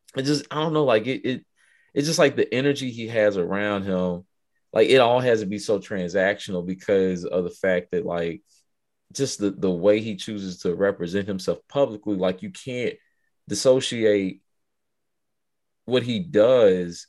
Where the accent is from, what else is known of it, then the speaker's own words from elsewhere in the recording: Chicago, Illinois, United States; moved away; I grew up in Chicago for a time too